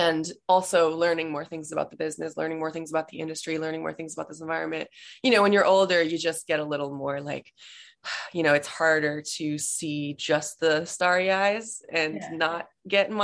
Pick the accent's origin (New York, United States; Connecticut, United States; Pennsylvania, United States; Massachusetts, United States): Massachusetts, United States; moved away as an adult; now in Los Angeles, United States; I am based in LA, but I'm from Massachusetts. I moved here in July of 2019